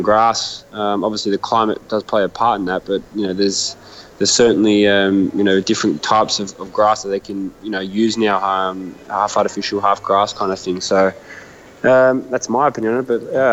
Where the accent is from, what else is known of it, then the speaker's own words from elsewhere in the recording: Sydney, New South Wales, Australia; moved away as an adult; I was very happy at the Western Sydney Wanderers. It was my hometown club.